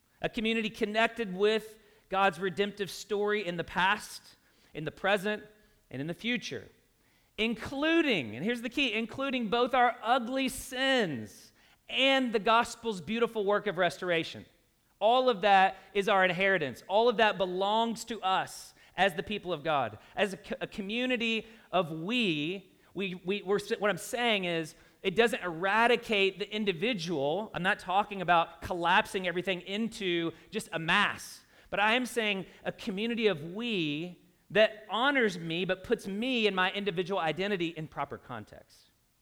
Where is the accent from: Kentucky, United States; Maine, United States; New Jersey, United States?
Kentucky, United States; Louisville; In my own home state, I'm a Kentuckian. So I grew up in Louisville, if you can't tell by my accent.